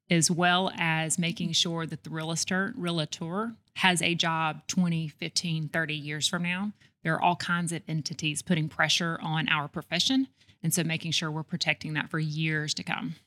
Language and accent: English; Homewood, Alabama, United States; also born or lived in Birmingham, Alabama; I grew up in Homewood, Alabama